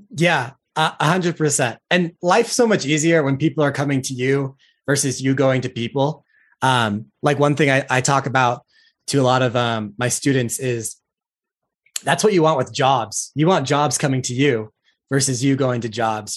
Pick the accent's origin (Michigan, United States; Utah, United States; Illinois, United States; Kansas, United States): Utah, United States; I'm from Utah